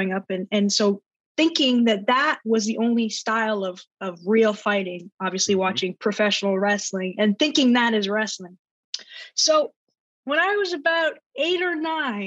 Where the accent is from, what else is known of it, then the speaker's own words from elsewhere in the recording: Orlando, Florida, United States; I'm from Orlando, Florida, and I'm a mixed martial arts fighter